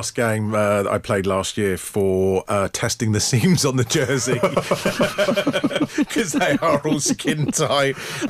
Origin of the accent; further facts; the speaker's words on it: England, United Kingdom; I'd be English. I'm always English. I will support England rugby.